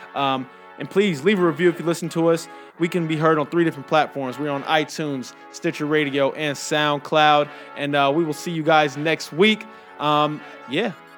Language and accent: English; Inglewood, California, United States; now in Las Vegas, United States; growing up in Inglewood